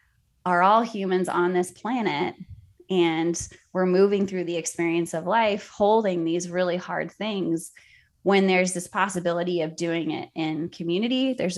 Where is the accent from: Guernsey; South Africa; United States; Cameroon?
South Africa; Cape Town, Western Cape; born there; So I was born in Cape Town, South Africa during apartheid.